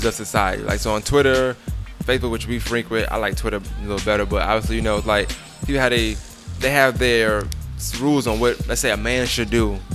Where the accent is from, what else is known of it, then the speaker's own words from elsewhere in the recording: New York, United States; I'm from New York